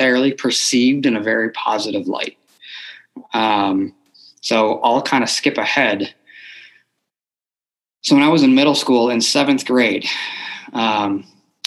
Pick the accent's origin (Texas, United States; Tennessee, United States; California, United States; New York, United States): New York, United States; Buffalo; moved away; I grew up in Buffalo, New York. So that's originally I am from New York